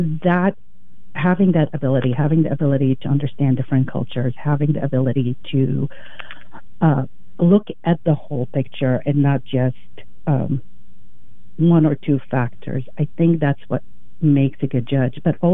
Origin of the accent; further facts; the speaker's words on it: Lebanon; English is a second language; moved away as an adult; also born or lived in Iraq; now in United States; I immigrated to the U.S. when I was 18 by myself and fell in love with the legal system here. I grew up in Lebanon. I grew up in Iraq and a couple other countries in the Middle East.